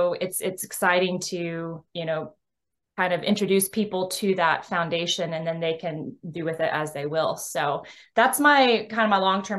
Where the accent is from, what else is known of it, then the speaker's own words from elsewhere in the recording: Texas, United States; I hail from the Lone Star State of Texas.